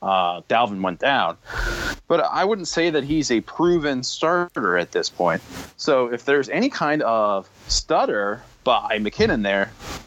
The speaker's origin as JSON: {"language": "English", "region": "Pennsylvania", "country": "United States", "tie": "born or raised there", "said": "we grew up in Pennsylvania."}